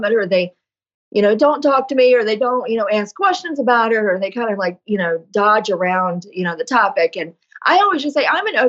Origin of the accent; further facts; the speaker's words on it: East Coast, United States; also born or lived in Chicago area, Illinois; now in Chicago, United States; I'm from the East Coast originally